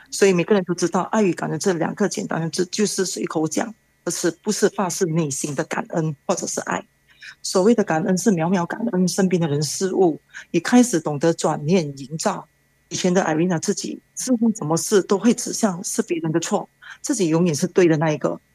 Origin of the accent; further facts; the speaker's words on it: Malaysia; 我是来自马来西亚的